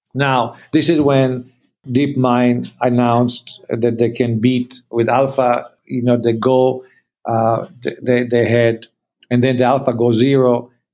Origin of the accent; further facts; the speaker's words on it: Canada; we are Canadian